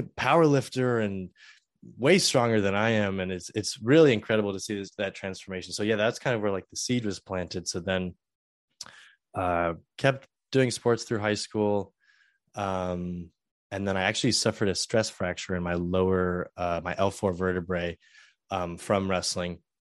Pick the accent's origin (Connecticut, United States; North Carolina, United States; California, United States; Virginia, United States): California, United States; Southern; moved away as an adult; also born or lived in San Francisco / Purdue (Indiana); I originally started college um, at San Francisco State because I'm from Southern California